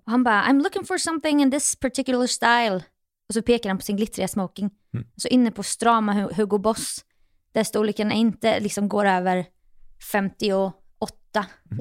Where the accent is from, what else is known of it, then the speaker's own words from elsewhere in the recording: Jönköping, Jönköping County, Sweden; moved away as an adult; now in Stockholm, Sweden; mina egna gamla fotspår hemma i Jönköping